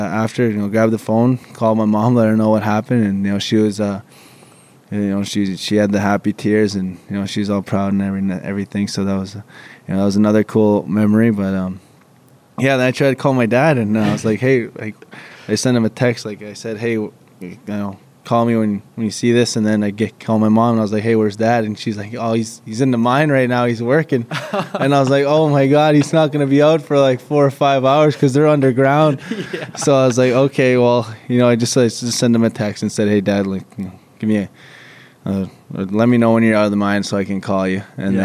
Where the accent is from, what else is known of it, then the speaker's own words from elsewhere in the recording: Saskatchewan, Canada; Growing up, like, I was always, like, back home, they would just leave the rink open